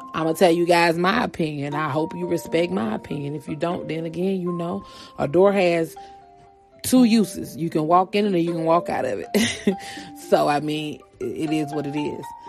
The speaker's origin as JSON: {"language": "English", "region": "Georgia", "country": "United States", "tie": "born or raised there", "moved": "yes", "lives_now": "California, United States", "said": "I live in California, born and raised in Georgia"}